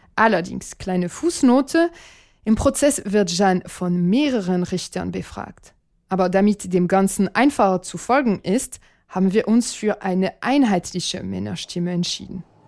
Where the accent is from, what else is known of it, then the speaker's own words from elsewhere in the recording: Reims, Grand Est, France; German is a second language; moved away as an adult; now in Berlin, Germany; Ich komme aus Reims, einer Großstadt im Nordosten Frankreichs